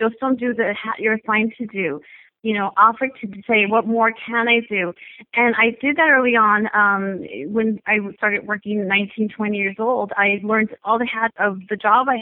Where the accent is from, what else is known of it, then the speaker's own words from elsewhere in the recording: El Paso, Texas, United States; now in California, United States; I'm originally from Texas, a border town called El Paso, Texas. And I grew up the middle child of five